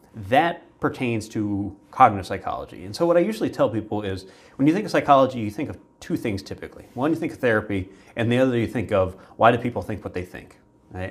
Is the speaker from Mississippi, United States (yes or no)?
no; Virginia, United States; I grew up in Virginia